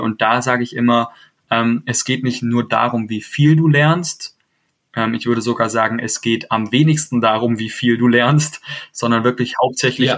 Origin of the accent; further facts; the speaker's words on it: Baden-Württemberg, Germany; ich komme ja auch aus Baden-Württemberg